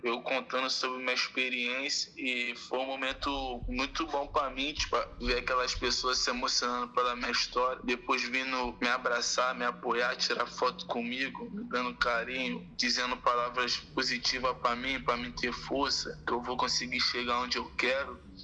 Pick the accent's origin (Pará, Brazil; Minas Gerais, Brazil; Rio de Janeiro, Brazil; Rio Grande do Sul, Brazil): Rio de Janeiro, Brazil; also born or lived in Santa Cruz, Rio de Janeiro; eu fui morar com a minha avó e com meu pai na região central do Rio, perto da cidade, Maracanã, assim, na Praça da Bandeira. E lá eu fui crescendo